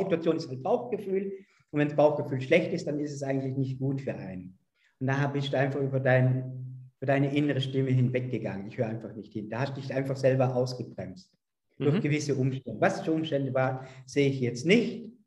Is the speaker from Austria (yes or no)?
yes; Vorarlberg, Austria; Also ich komme ja aus Österreich, aus Vorarlberg, in der Nähe zur Schweiz